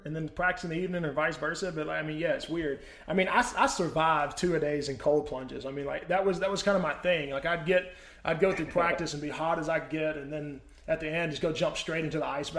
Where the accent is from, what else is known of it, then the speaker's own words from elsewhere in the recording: Mississippi, United States; I grew up in Mississippi, so I mean, I'm very used to it.